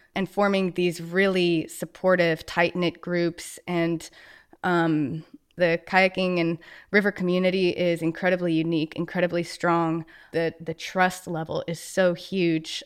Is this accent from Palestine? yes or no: no; Westchester, New York, United States; I grew up in New York, so just outside Westchester, New York, so just outside New York City